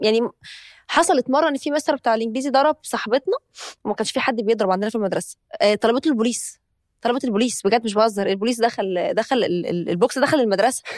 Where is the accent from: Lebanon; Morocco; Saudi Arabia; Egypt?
Egypt; إحنا عندنا في مصر